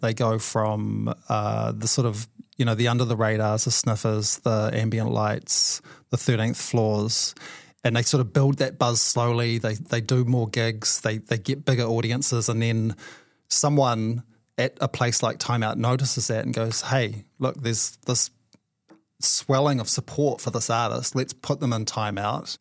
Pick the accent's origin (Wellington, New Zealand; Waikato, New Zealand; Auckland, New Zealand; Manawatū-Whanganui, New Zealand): Manawatū-Whanganui, New Zealand; Whanganui; moved away; I grew up in Wanganui.